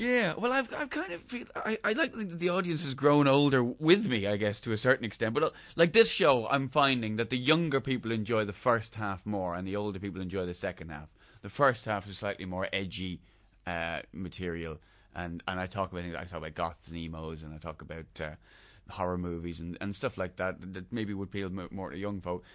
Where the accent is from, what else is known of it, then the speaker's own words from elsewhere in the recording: Dublin, Leinster, Ireland; I'm from North Dublin, which Right. in theory is, is, is, is the scummy part.